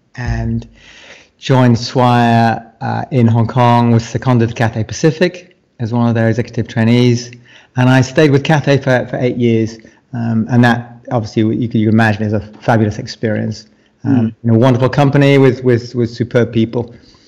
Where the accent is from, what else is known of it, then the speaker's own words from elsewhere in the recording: United Kingdom; also born or lived in Shanghai, China; now in Malaysia; I'm a British psychologist.